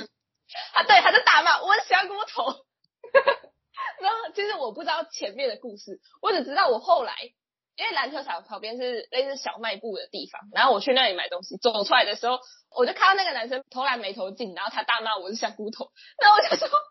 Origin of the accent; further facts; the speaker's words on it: Taiwan; 我们台湾人就是比较友善